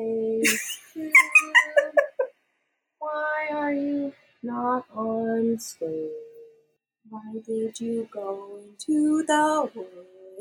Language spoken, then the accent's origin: English; Canada